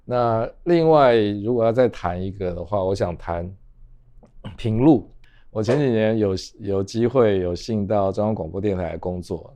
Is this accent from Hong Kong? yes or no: no; Taipei, Taiwan; 我们台北人常去什么龟吼啊，嗯，伏击渔港啊